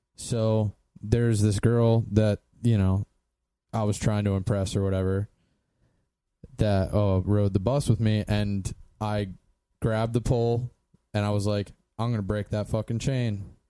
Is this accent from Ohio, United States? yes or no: no; Columbia, Pennsylvania, United States; was born in Columbia, PA, in 1987.